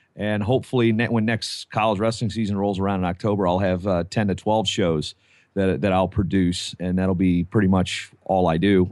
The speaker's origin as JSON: {"language": "English", "region": "Virginia", "country": "United States", "tie": "born or raised there", "moved": "yes", "said": "I just went home to Virginia"}